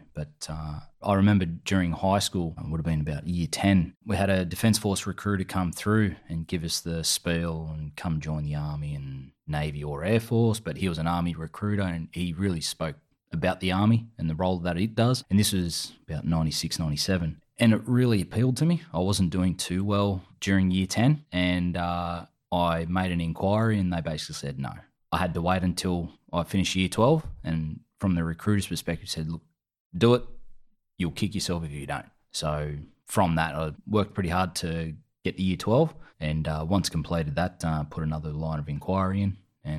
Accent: Fingal Bay, New South Wales, Australia; also born or lived in Sydney; I grew up in a little town, beachside community called Shoal Bay or Fingal Bay. Before that, we lived in Sydney. Yeah, moved to the Bay Area in the early 90s and I grew up there with a group of surf mates

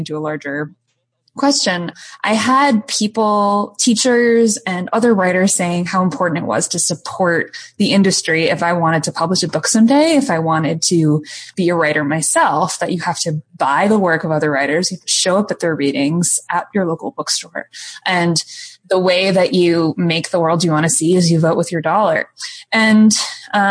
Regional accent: Cleveland, Ohio, United States; I grew up outside of Cleveland, Ohio, primarily.

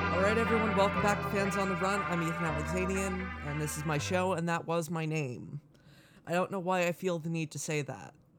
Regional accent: Canada; as a Canadian

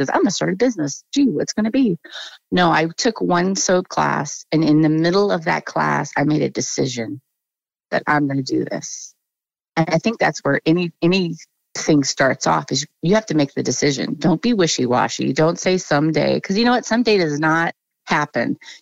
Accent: Las Vegas, Nevada, United States; moved away as an adult; now in Montana, United States; I'm actually from Las Vegas

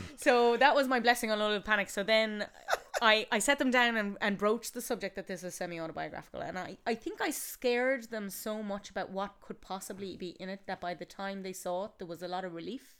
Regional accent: Galway, Connacht, Ireland; I'm from Galway

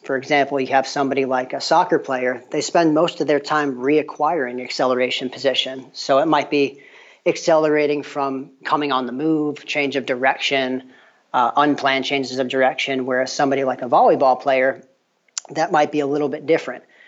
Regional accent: New York, United States; moved away as an adult; also born or lived in Tennessee; now in LaGrange, United States; I'm actually from the Northeast. I grew up in New York

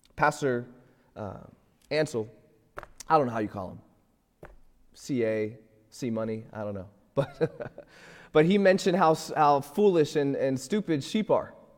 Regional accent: Florida, United States; moved away as an adult; now in Pittsburgh, United States; I'm, I'm from Florida

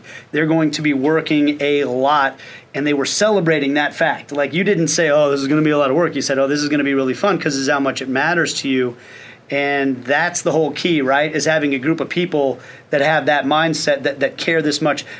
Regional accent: Kansas City, United States; my hometown team

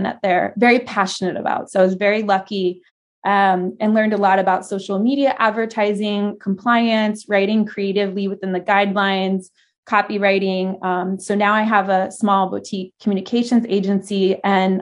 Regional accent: Florida, United States; moved away as an adult; also born or lived in Vermont / California; I'm from Florida, so originally there, and some in Vermont.

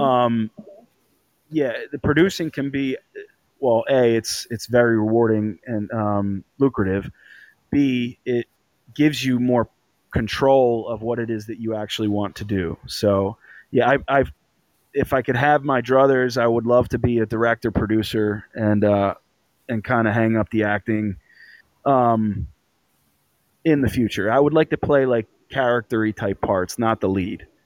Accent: Philadelphia, Pennsylvania, United States; I grew up playing football in North Philly

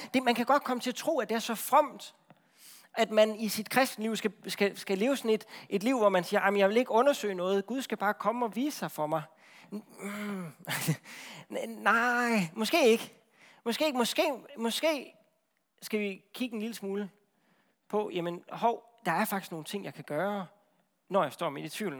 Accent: Central Jutland, Central Denmark Region, Denmark; Jeg er fra Midtjylland

